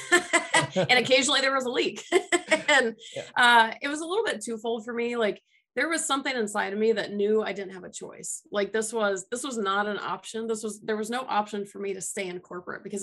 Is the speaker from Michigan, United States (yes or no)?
no; Atlanta, Georgia, United States; moved away; I'm from Atlanta originally